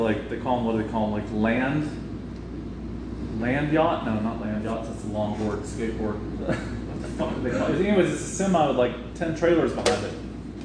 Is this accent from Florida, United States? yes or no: yes; Florida, United States; So it was he's from California, I'm from Florida, me and him, whatever.